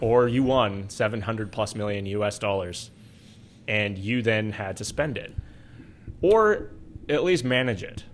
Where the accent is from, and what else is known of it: Alberta, Canada